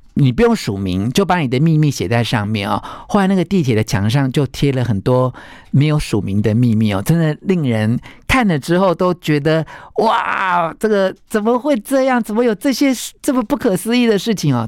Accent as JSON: {"language": "Chinese", "country": "Taiwan", "said": "我来自台湾"}